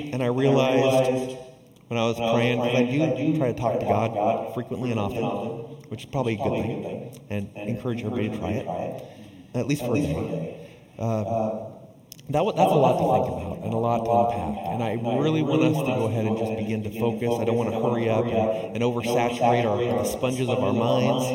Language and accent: English; Southern California, United States; growing up in Southern California